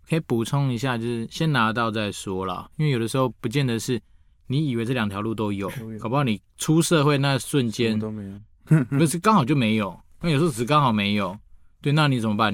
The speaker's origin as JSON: {"language": "Chinese", "country": "Taiwan", "said": "我都从台湾来的"}